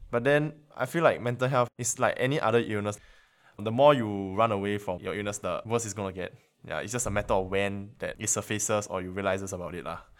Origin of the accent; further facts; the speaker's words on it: Dubai, United Arab Emirates; I'm year three from Dubai, and I study nursing.